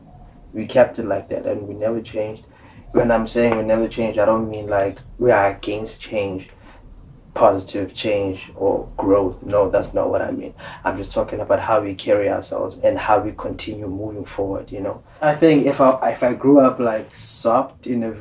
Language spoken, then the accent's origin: English; Cape Town, Western Cape, South Africa; I was born on the dusty streets of Gugs